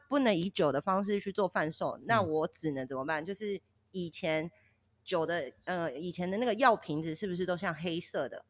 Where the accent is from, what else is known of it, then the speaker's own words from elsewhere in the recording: Kaohsiung, Taiwan; moved away as an adult; now in Tainan, Taiwan; 我本身是高雄人嘛